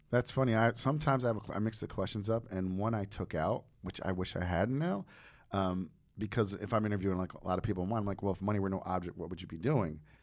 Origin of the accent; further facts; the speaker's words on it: New Jersey, United States; I'm from New Jersey